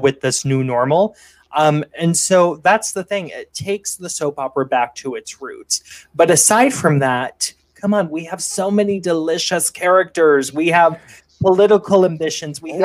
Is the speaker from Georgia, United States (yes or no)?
no; Springfield, Illinois, United States; I come from Springfield, Illinois. That's where I'm based.